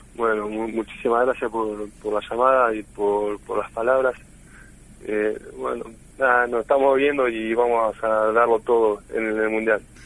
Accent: Argentina; que somos los argentinos

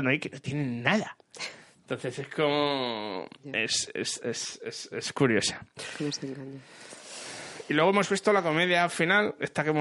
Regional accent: France; Spanish is a second language; Ya sabes cómo soy francesa algunas veces.

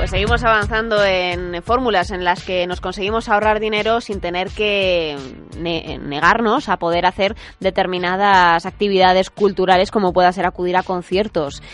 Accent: Madrid, Community of Madrid, Spain; Yo, yo que soy de Madrid

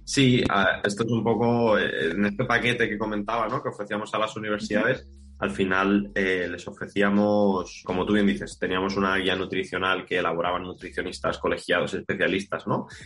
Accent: Málaga, Andalusia, Spain; moved away as an adult; also born or lived in Barcelona; soy de Málaga y me mudo a Barcelona para estudiar el grado.

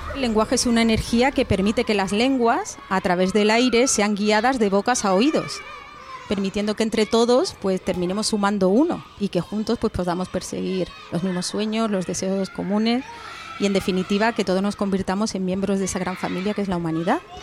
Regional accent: Eibar, Basque Country, Spain; now in Lebrija, Spain; soy nacida en Eibar, en Guipúzcoa, porque mis padres trabajaban allí, pero soy hija de padres de padre lebrijano y de madre criada desde los dos añitos aquí en Lebrija

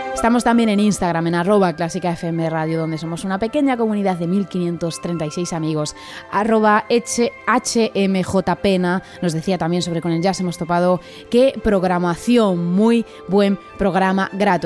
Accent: Asturias, Spain; moved away; poder llevar la música clásica a mi tierra, aun estando tan lejos

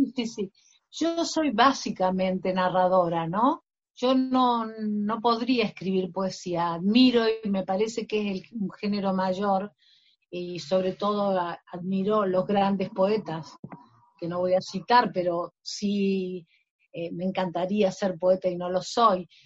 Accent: Argentina; mi novela es muy argentina

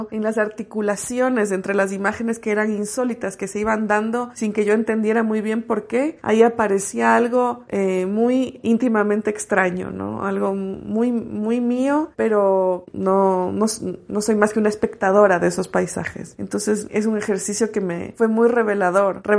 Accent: Quito, Pichincha, Ecuador; also born or lived in Guayaquil; mi madre, mi hermana y yo nos mudamos de Guayaquil a Quito, recuerdo con mucha claridad haberme sentido muy arrobada por el paisaje. Me, me conmocionó, yo era muy chica, tenía 8 o 9 años

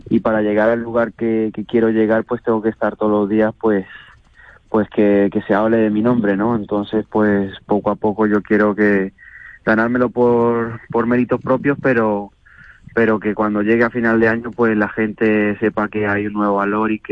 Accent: Venezuela; now in Escalona, Spain; Bueno, pues desde que llegué de Venezuela hace siete años, pues se unieron las circunstancias para, para con, con amigos y familiares que estaban en, en Escalona

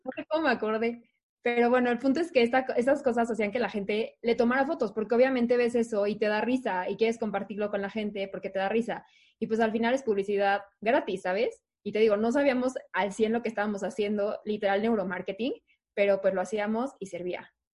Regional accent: Mexico City, Mexico; yo toda la vida estado en el DF, aquí nací, aquí estudié

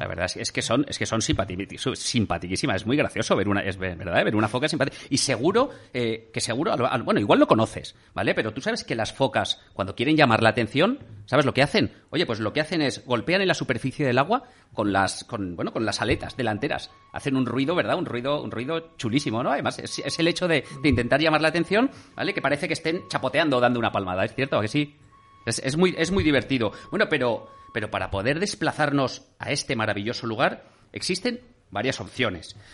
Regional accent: Valencia, Valencian Community, Spain

